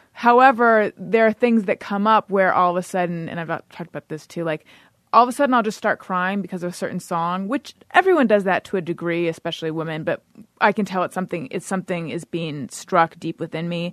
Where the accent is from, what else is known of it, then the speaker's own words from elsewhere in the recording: California, United States; moved away as an adult; also born or lived in New York; I'm from California originally.